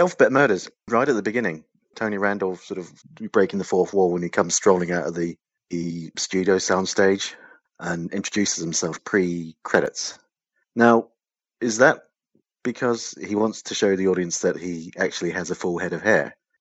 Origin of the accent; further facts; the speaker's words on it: New Zealand; I grew up in New Zealand